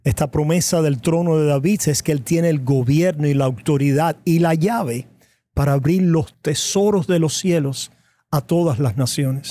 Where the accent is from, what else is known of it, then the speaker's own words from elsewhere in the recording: Cuba; Yo soy cubano de nacimiento y de crianza